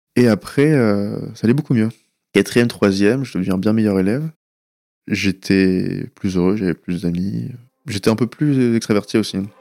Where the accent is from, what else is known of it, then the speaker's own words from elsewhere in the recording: France; first language Persian; French is a second language; also born or lived in California, United States; on revenus en France, donc j'avais un ou deux ans